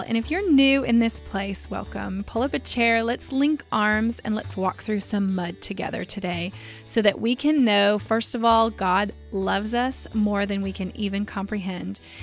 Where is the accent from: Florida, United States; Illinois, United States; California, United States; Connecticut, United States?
California, United States; Visalia; moved away as an adult; now in Southern California, United States; I grew up in Visalia